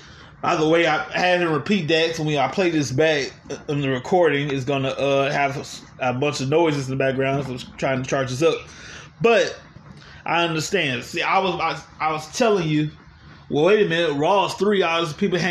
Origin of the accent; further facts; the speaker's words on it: Louisiana, United States; So I grew up in Louisiana